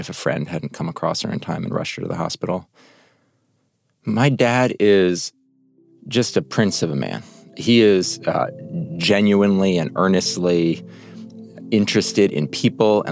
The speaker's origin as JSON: {"language": "English", "town": "New York City", "region": "New York", "country": "United States", "tie": "born or raised there", "said": "I grew up on the Upper West Side of New York"}